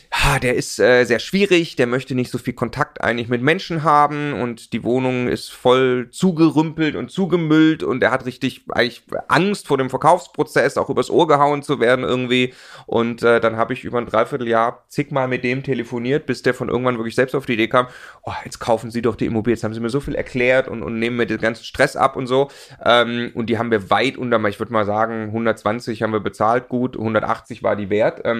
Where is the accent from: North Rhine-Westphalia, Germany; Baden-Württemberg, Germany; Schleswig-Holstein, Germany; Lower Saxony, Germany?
Baden-Württemberg, Germany; Stuttgart; also ich komme aus Stuttgart, da kauft man die Daimler-Aktie, ja.